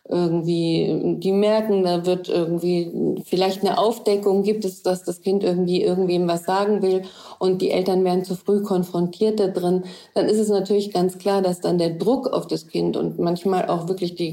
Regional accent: Germany; dann sage ich vielleicht als Deutsche da drin, dass äh, ihr das nicht machen dürft

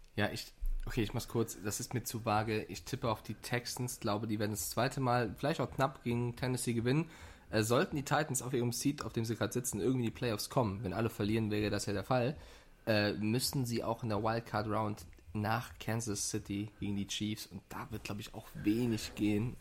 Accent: Frankfurt, Hesse, Germany; ich komme ja aus Frankfurt

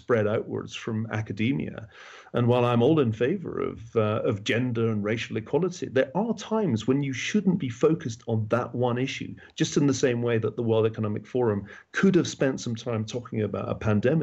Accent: Glasgow, Scotland, United Kingdom; also born or lived in Oxford; now in United States; as a Scotsman, I've always felt more at home in the United States than in England. It's a funny thing, but I grew up in Glasgow

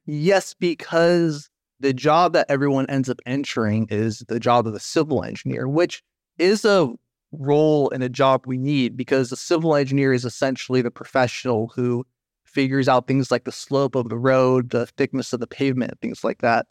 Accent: United States; moved away as an adult; also born or lived in Sacramento, California; now in Netherlands; I'm a transportation engineer from the United States

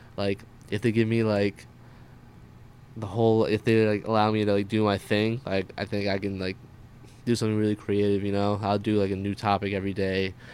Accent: New Jersey, United States; also born or lived in Queens, New York / Pompton Lakes, New Jersey; for the majority of my life, um, I was basically living in Jersey

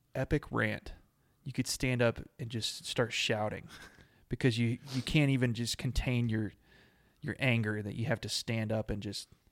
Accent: Abilene, Texas, United States; I grew up in Abilene

